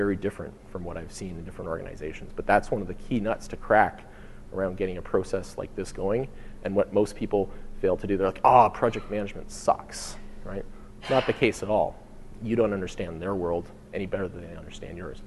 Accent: Canada; we're from Canada

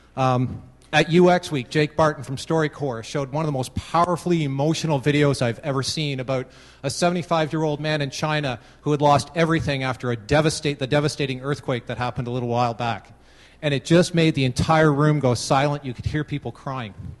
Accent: Canada; I am Canadian

